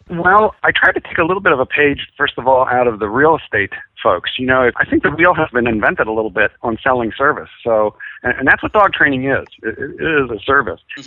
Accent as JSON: {"language": "English", "town": "Philadelphia", "region": "Pennsylvania", "country": "United States", "tie": "born or raised there", "said": "I grew up in Philadelphia"}